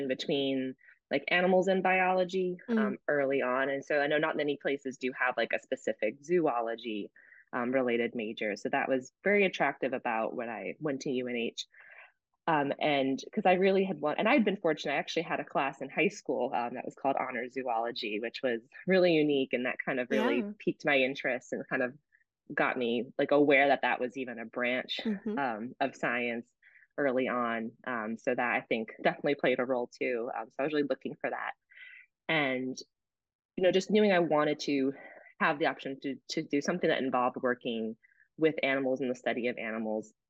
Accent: New Jersey, United States; moved away as an adult; also born or lived in New Hampshire; now in St. Petersburg, United States; I'm originally from New Jersey

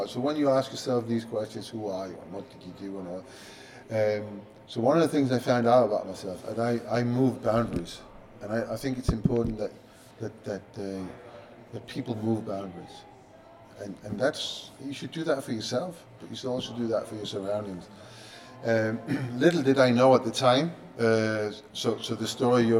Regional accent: Copenhagen, Capital Region of Denmark, Denmark; moved away; I'm a kid growing up in Copenhagen, no TV, newspapers, of course, but no internet, no nothing

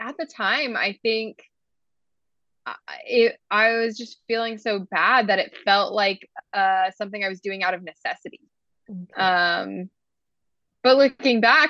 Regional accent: Georgia, United States; moved away as an adult; now in Utah, United States; I grew up in Georgia, lived there my whole life

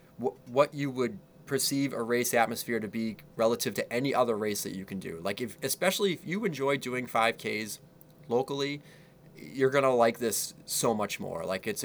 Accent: Boston, Massachusetts, United States; I would like to see … removed, and I love …. Okay. I'm from Boston. …'s from Boston

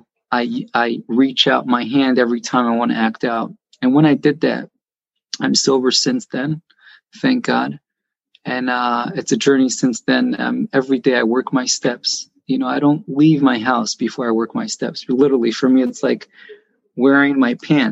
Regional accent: Jerusalem, Jerusalem District, Israel; now in Beit Shemesh, Israel; I was born and raised in Jerusalem, but after I got married, I lived in Beit Shemesh

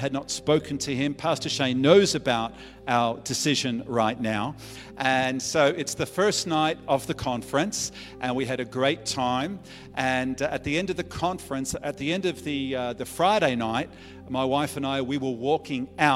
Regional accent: Albury, New South Wales, Australia; moved away as an adult; also born or lived in Melbourne; we were both born and raised in Aubrey

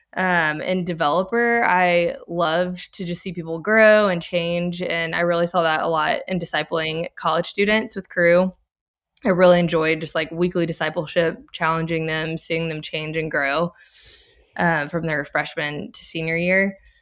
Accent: Baton Rouge, Louisiana, United States; moved away as an adult; now in Texas, United States; I'm originally from Baton Rouge, Louisiana, but I moved to Texas ten years ago

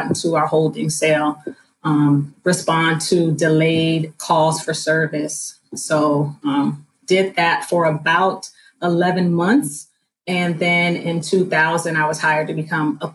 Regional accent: South Florida, United States; I was born and raised in South Florida

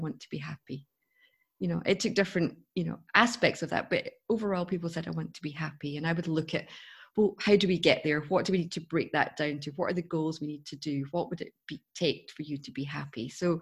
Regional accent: Scotland, United Kingdom; I come from Scotland, as you can tell by my accent.

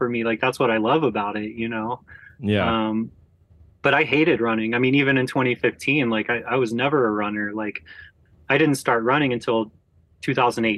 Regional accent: Georgia, United States; growing up in Georgia

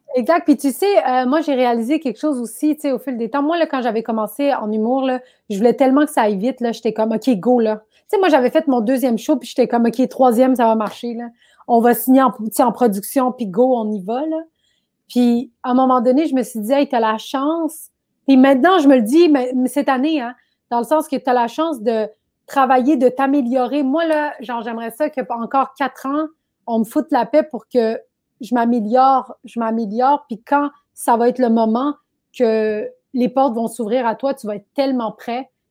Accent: Quebec, Canada; also born or lived in Laval / Brossard; je suis né au Québec

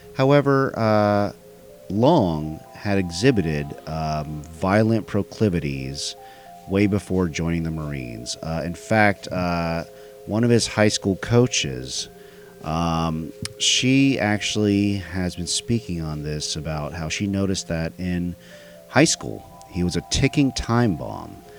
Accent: Dallas, Texas, United States; it happened in my hometown

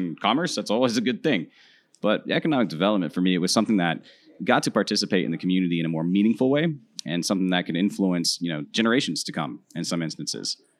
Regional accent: Central Florida, United States; also born or lived in Dominican Republic; native Floridian, which is a bit of a unicorn these days

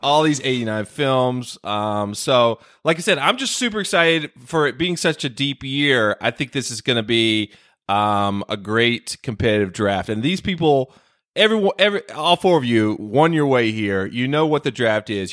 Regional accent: North Carolina, United States; North Carolina, my home state

